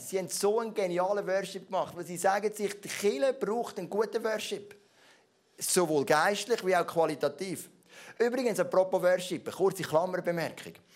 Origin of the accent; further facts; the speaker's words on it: Switzerland; ich bin Schweizer